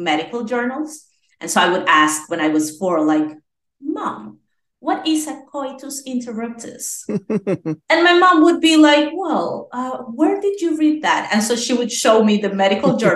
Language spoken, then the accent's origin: English; Venezuela; I'm from Venezuela. Yes, I was born there.